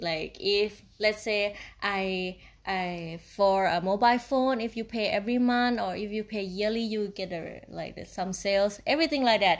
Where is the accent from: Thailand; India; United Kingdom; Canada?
Thailand; Isan; English is a second language; now in Chiang Mai, Thailand; I'm from Thailand and, uh, in the part of, uh, Isan region